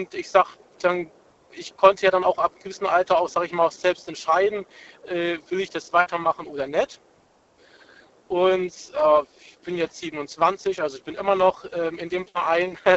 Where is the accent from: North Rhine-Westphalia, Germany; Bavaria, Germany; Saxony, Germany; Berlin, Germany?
North Rhine-Westphalia, Germany; now in Bad Liebenzell, Germany; Ich, hi, ich bin aus Bad Liebenzell, also zu meiner Frau gezogen aus, aus NRW, also, aber ich habe mich hier schon sehr gut eingelebt.